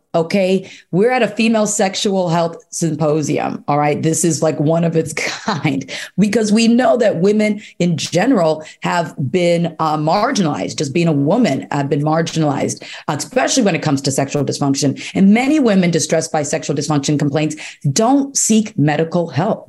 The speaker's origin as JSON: {"language": "English", "town": "Chicago", "region": "Illinois", "country": "United States", "said": "I live in Chicago, I'm from Chicago"}